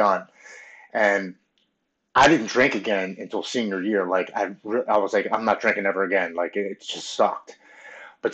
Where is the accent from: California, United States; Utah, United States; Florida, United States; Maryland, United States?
Maryland, United States; Baltimore; I grew up with Brandon Novak and Bucky Lasik, and I'm from Baltimore, so we all skated around